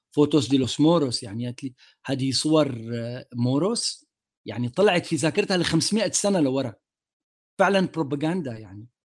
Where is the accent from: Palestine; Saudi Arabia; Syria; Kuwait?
Syria; Damascus, Damascus Governorate; moved away; ماي ماي دماسكس باك جراوند انا ربيت حياتي في سوريا وفي دمشق عربي ابن المنطقه